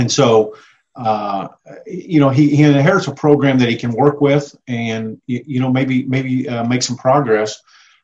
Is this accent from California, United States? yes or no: no; Plattsburg, Missouri, United States; being from Plattsburgh